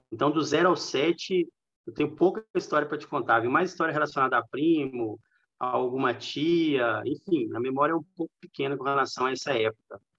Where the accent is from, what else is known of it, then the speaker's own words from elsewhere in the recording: São Paulo, Brazil; born there; eu nasci em São Paulo, na cidade de São Paulo mesmo. Meus pais são mineiros, eles se casaram e foram para São Paulo na década de 80. E aí eu e meus irmãos nascemos lá